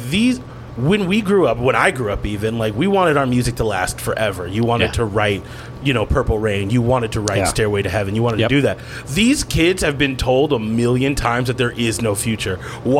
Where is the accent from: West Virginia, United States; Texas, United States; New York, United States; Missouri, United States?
New York, United States; now in Minnesota, United States; I moved to Minnesota from New York, right, and from the Bronx specifically